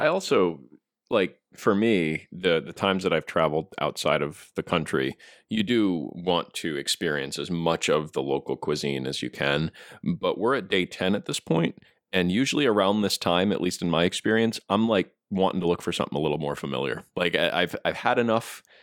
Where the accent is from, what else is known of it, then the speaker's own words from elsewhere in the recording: United States; as an American